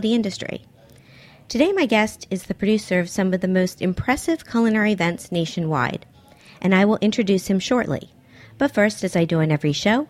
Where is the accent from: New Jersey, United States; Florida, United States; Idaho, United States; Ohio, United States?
Florida, United States; Miami; now in New York, United States; growing up in Miami myself, my first jobs were working in restaurants